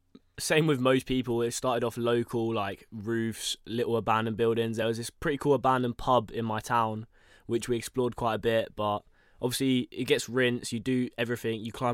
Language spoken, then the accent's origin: English; a little town outside Cambridge, East of England, United Kingdom; I am from Cambridge here. I like to say Cambridge, but it's like some little town outside of Cambridge. But yeah, I lived there pretty much my whole life. Kind of close to a train station, so I can get about the UK.